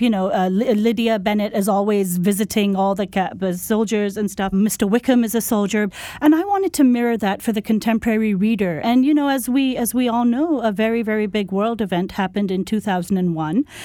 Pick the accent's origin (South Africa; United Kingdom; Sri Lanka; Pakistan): Pakistan; moved away; when I was growing up in Pakistan in the nineteen eighties